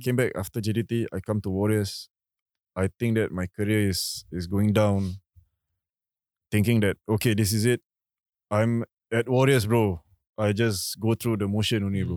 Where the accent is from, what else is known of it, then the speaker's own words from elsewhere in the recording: Singapore; being Singaporean